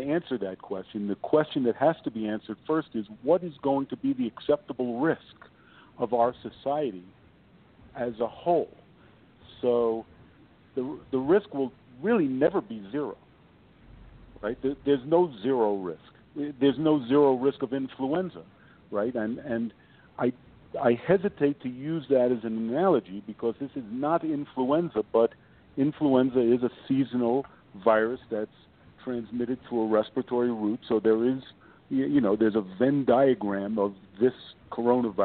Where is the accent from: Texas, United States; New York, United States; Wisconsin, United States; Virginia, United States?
New York, United States; now in Utah, United States; I live in Utah, and I'm from New York